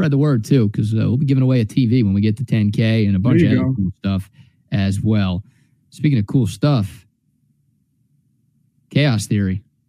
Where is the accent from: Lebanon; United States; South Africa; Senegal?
United States; Dallas, Texas; moved away as an adult; also born or lived in Houston, Texas; now in Central Texas, United States; It's my go-to beer here in Central Texas. It was my go-to beer when I was living in Houston. And if Altstadt existed when I was growing up in Dallas